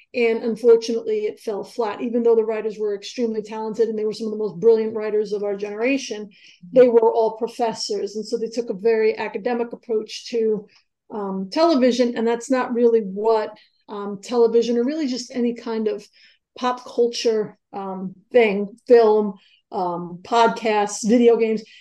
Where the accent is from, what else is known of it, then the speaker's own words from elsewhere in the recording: New York City, New York, United States; also born or lived in Long Island; I grew up in New York, and I grew up in um, I grew up. It was started in Far Rockaway, and we, you know, when I was ten, we moved out to the island